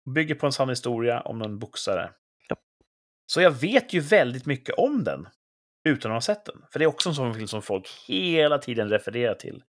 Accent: Sweden; jag är svensk

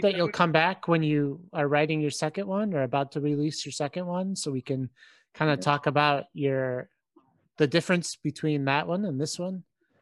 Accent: Warrenville, Illinois, United States; now in Boston, United States; I'm from Warrenville.

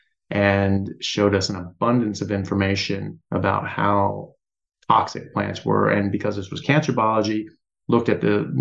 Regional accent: United States; I'm an American medical doctor

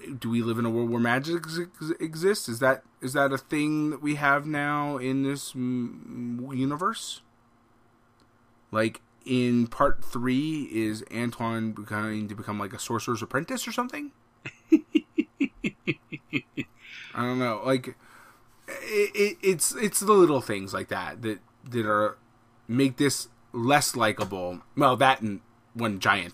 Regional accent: United States; as an American being who I am

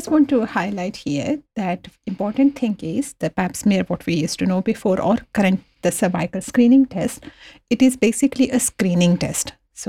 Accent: India; moved away as an adult; when I came from India about 16, 17 years ago, in India, they don't have this public health screening program.

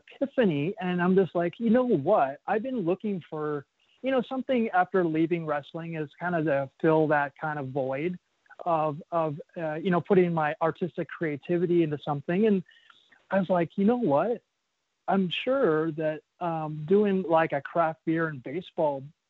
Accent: Phoenix, Arizona, United States; I grew up in Phoenix, Arizona

